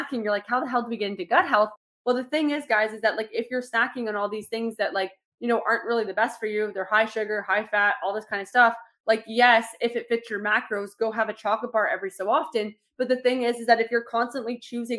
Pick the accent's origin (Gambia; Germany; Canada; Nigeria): Canada; Toronto, Ontario; I grew up in Toronto